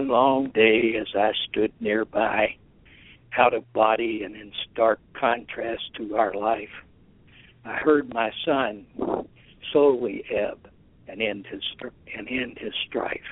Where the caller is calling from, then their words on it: Richmond, Indiana, United States; I'm calling from Richmond, Indiana